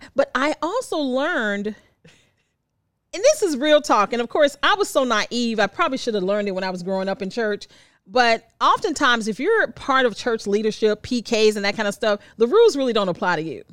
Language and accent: English; the South, United States; I'm still a Southerner